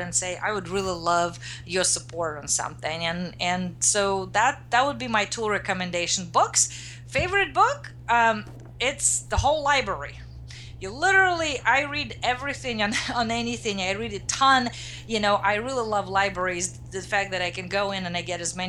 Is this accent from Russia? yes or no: yes; Russia; now in United States; I grew up in Russia, now I'm in the US